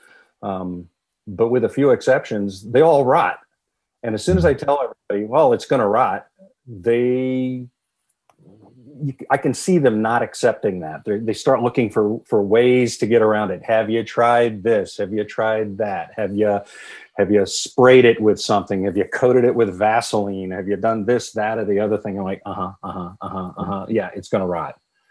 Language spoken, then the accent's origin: English; Poughkeepsie, New York, United States; also born or lived in Los Angeles / Huntington Beach / Armonk; I grew up in the Hudson Valley in Dutchess County, just outside of Poughkeepsie